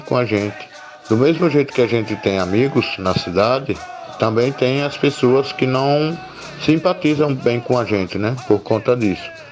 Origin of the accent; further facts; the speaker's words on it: Fulni-ô village, Pernambuco, Brazil; Eu estudei primeiro grau completo, só até o primeiro grau aqui mesmo na aldeia, na escola Marechal Rondon